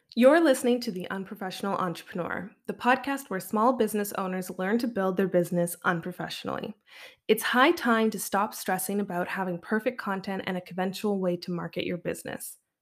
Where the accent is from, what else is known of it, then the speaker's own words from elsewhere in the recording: Canada; as a Canadian